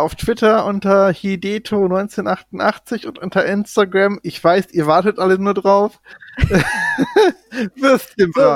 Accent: North Rhine-Westphalia, Germany; ich komme ja aus NRW

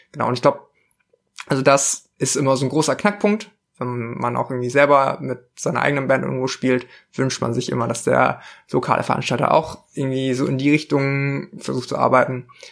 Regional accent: southern Bavaria, Germany; ich bin in Südbayern aufgewachsen

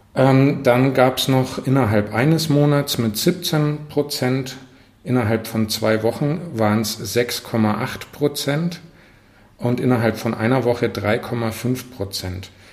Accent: Northern Germany, Germany; now in Fürth, Germany; als Norddeutscher

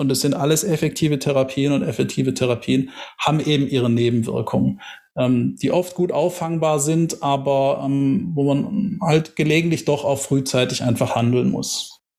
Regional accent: Tübingen, Baden-Württemberg, Germany; bin gebürtiger Tübinger, bin Schwabe

